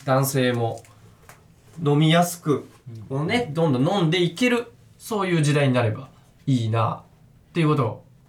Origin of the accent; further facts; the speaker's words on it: Tokyo, Japan; 東京出身で、僕、江東区っていうめちゃくちゃ汚い町出身なんで